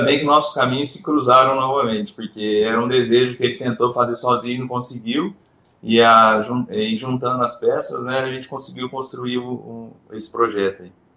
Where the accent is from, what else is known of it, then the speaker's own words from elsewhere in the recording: Ribeirão Preto, São Paulo, Brazil; moved away as an adult; voltar para o interior de São Paulo, porque eu sou de Ribeirão Preto, eu trabalhava sempre em outras cidades